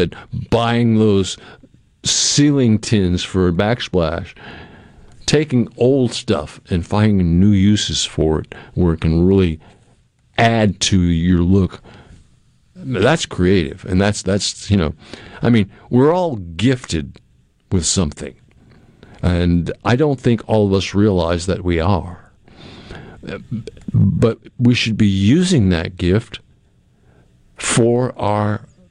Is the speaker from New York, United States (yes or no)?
no; Cape Cod, Massachusetts, United States; moved away; I grew up in Massachusetts on Cape Cod in a house that was being built in 1878